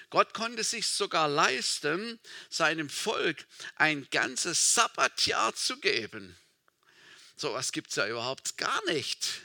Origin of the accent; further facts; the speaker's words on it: Baden-Württemberg, Germany; Meine, meine Tante, also wo ich aufgewachsen bin, im Schwarzwald, im kleinen Dorf, meine Tante, sie hatte eine kleine Landwirtschaft.